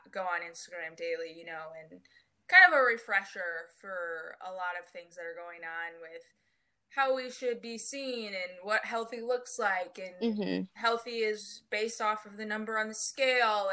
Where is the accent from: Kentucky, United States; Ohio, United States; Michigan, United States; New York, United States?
Michigan, United States; moved away as an adult; now in North Carolina, United States; I'm originally from Michigan, and I just moved to North Carolina in December.